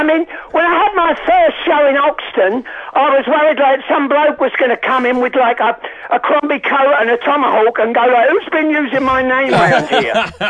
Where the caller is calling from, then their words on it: New York, United States; Yeah, I'm speaking from New York, where I live